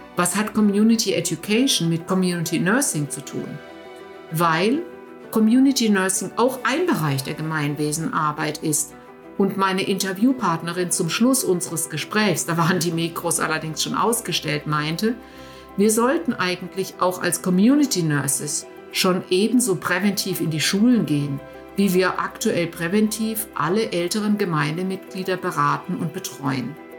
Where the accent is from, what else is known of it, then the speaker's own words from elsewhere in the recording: Germany; moved away; in meiner Heimat, in Deutschland